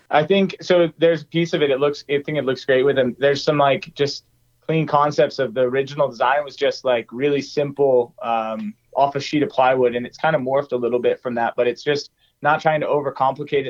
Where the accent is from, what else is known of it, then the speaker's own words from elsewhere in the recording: near EarthRoamer, Colorado, United States; minutes away from my from my hometown here.